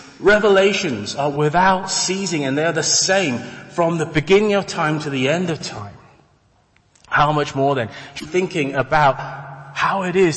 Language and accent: English; Taiwan; And, you know, for me, I come from Taiwan.